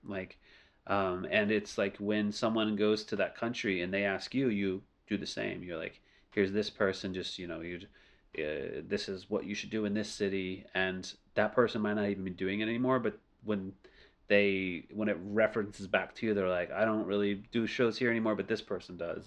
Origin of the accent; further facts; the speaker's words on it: New Orleans, Louisiana, United States; first language English; moved away as an adult; now in Beijing, China; New Orleans, sadly, is my hometown